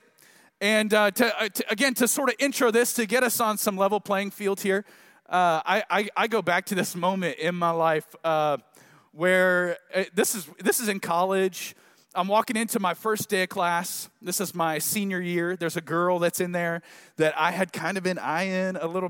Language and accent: English; Tulsa, Oklahoma, United States; now in Dallas area, United States; I'm from Tulsa, but I've kind of forgotten what it's like to live here